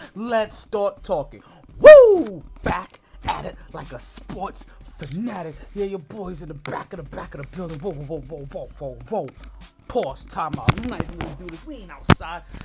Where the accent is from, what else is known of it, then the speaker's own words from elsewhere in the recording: Jamaica; I'm Jamaican